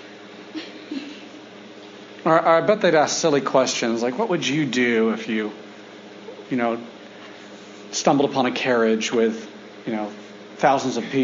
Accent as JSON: {"language": "English", "country": "United States", "said": "I'm the American, and all of us were Americans"}